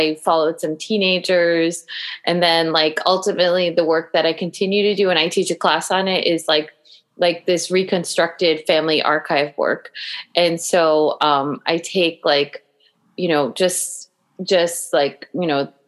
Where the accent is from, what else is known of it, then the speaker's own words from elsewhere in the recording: Long Island, New York, United States; me growing up on Long Island